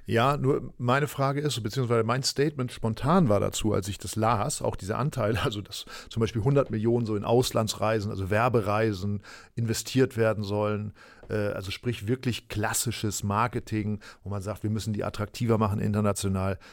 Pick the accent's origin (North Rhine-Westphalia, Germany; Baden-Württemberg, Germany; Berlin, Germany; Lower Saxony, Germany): Lower Saxony, Germany; East Frisia; ich bin Ostfriese. Das ist ja eine Region, äh, ja. Äh, die dann im weitesten Sinne zu Niedersachsen gehört